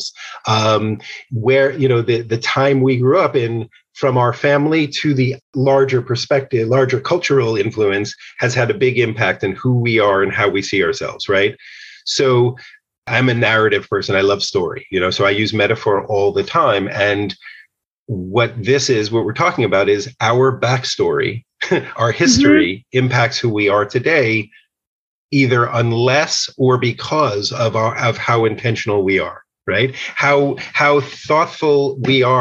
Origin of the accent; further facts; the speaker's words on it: outside of New York City, United States; I grew up outside of New York City